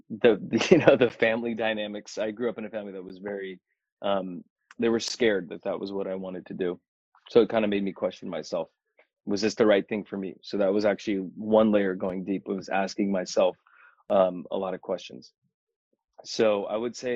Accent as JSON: {"language": "English", "country": "United States", "tie": "born or raised there", "said": "it's funny being Indian and then being in the States, you know, when growing up here"}